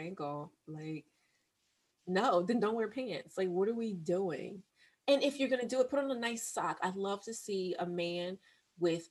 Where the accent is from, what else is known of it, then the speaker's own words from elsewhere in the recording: Northeast, United States; I'm from the Northeast.